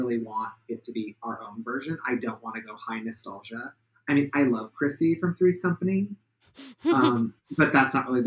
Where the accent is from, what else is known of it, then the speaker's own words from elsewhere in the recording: Pacific Northwest, United States; I'm from the Pacific Northwest